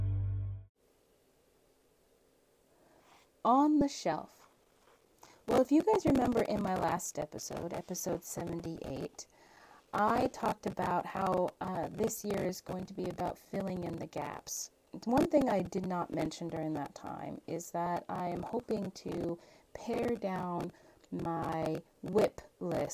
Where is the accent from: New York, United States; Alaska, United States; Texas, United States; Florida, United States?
Alaska, United States; my home state of Alaska